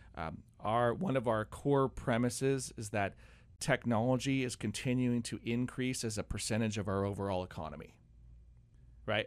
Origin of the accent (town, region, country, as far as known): United States